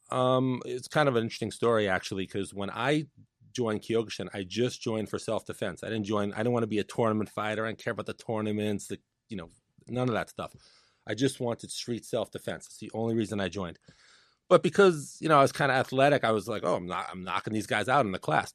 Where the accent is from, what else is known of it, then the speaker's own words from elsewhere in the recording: New York City, New York, United States; Born and raised in Brooklyn, New York.